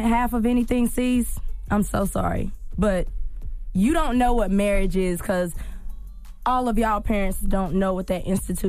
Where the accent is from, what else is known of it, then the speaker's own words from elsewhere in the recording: the South, United States; So, anyone who knows me knows that I'm from the South, and I come from a two-parent married family.